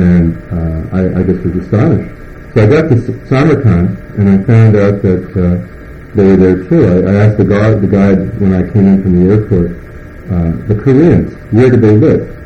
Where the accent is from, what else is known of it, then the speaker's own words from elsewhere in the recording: United States; I don't speak Russian, I speak English, I'm an American